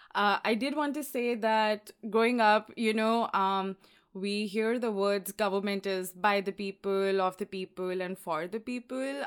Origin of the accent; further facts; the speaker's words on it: Allahabad, Uttar Pradesh, India; moved away as an adult; also born or lived in Lucknow; now in Washington, D.C., United States; I grew up in um, Allahabad and uh, I was there until I was 13